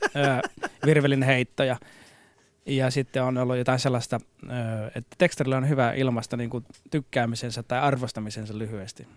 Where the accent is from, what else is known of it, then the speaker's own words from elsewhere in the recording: Saarijärvi, Central Finland, Finland; first language Finnish; mä oon Keski-Suomesta joo ja täysin suomenkieliseltä alueelta ja suomenkielisestä perheestä